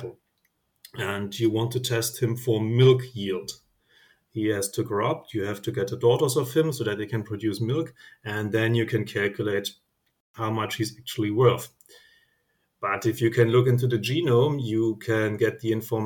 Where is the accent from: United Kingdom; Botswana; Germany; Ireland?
Germany; I'm from Germany